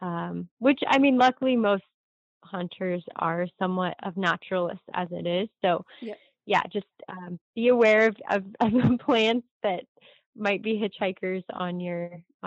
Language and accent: English; California, United States; in my hometown, we have a ton of Scotch broom, and a lot of Medusa head and barbed goat grass on our rangelands. And those are plants that are never going to leave the landscape in California